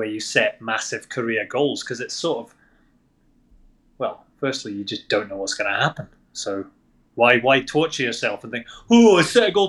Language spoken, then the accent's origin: English; Scotland, United Kingdom; I'm from Scotland.